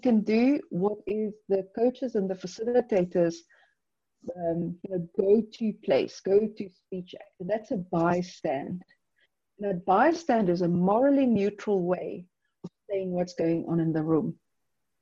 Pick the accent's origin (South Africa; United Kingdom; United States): South Africa; I'm from South Africa. We have 11 official languages